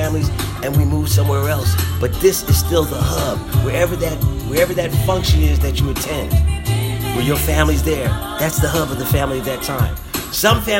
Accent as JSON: {"language": "English", "town": "Philadelphia", "region": "Pennsylvania", "country": "United States", "tie": "born or raised there", "said": "The neighborhood club that I grew up in Philadelphia, the neighborhood club that I grew up around, has an annual cookout"}